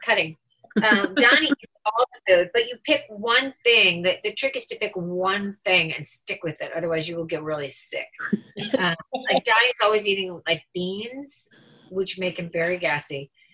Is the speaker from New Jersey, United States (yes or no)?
no; Chicago, Illinois, United States; accent: Chicago; moved away as an adult; also born or lived in New York; I was straight from Chicago and I didn't know that I said Jan